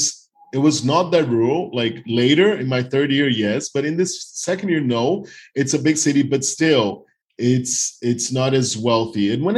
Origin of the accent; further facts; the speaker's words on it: Northeast Region, Brazil; English is a second language; So I'm from the Northeast. It's 3 hours by plane to São Paulo, for example.